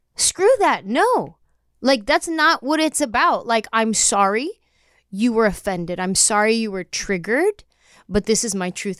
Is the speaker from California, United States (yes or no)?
yes; San Jose, California, United States; growing up in San Jose